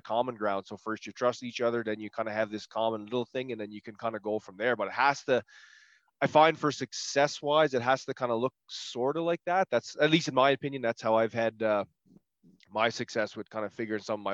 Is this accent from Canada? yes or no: yes; Prince Edward Island, Canada; I'm from, Prince Edward Island